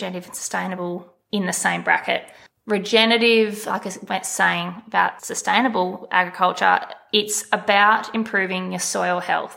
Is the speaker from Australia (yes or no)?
yes; Gascoyne, Western Australia, Australia; now in Walkaway, Australia; My parents raised me on a station in the Gascoyne